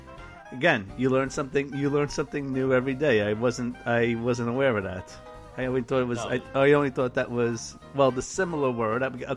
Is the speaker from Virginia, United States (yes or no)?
no; New York, United States; me growing up in New York